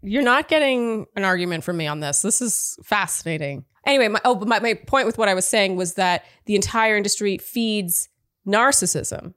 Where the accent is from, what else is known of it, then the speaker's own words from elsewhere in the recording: Canada; moved away; I am Canadian